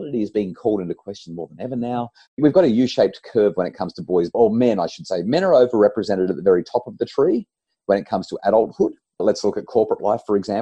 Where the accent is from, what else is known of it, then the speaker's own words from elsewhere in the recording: New South Wales Central Coast, Australia; I grew up on the New South Wales Central Coast